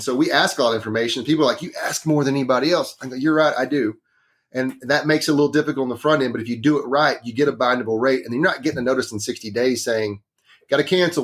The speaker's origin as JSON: {"language": "English", "region": "Northeast Texas", "country": "United States", "tie": "born or raised there", "said": "I grew up in Northeast Texas. It's a, it's a very small town"}